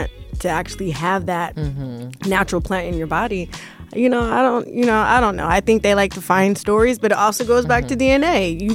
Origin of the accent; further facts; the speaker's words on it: Bay Area, Northern California, United States; I grew up in Northern California